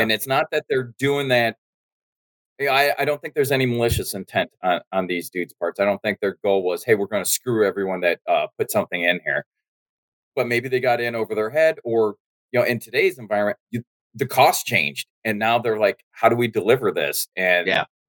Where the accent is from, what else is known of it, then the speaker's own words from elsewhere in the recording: United States; I'm American